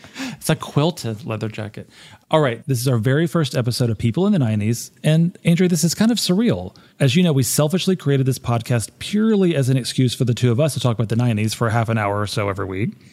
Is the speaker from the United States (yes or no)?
yes; Arkansas, United States; I'm from Arkansas, there aren't a lot of Buddhists